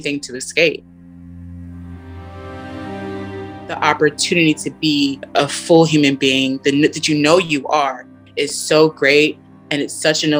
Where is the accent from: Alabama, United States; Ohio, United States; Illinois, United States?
Illinois, United States; Chicago; now in Virginia, United States; I'm a Chicagoan from Illinois, and when I was growing up, we would go to Virginia quite often because my grandmother lived in Virginia